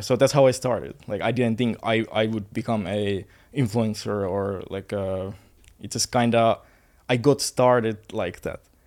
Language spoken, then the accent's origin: English; Finland; moved away as an adult; now in Bali, Indonesia; I'm from Finland. I I used to study in, like, university for engineering, and, uh, I used to play football. I used to live the normal life in Finland.